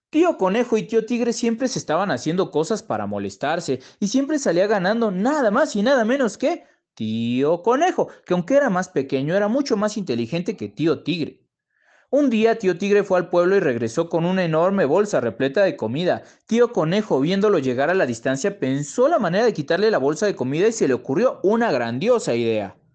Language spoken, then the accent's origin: Spanish; Mexico City, Mexico; Hola, ¿qué tal? … de la Ciudad de México.